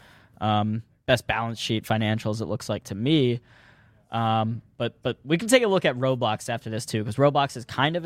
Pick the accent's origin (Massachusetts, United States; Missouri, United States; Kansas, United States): Missouri, United States; I'm from Missouri, so I grew up like going to like the Ozarks.